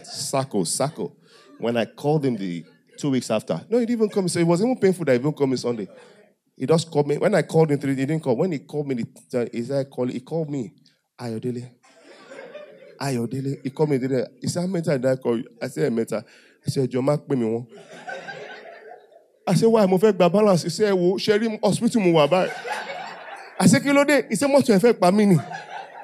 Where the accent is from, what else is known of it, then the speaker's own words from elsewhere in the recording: Owo, Ondo, Nigeria; I said, from Owo